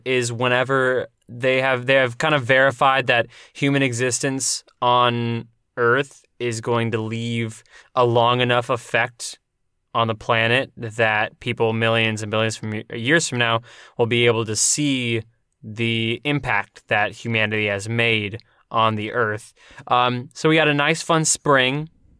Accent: United States; And I'm like, I'm Native American.

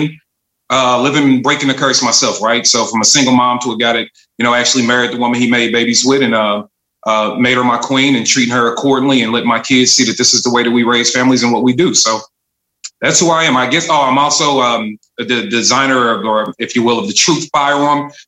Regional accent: St. Louis, Missouri, United States; I am from St. Louis, Missouri, from the northern sector. So the north side of St. Louis, Walnut Park is the hood I represent.

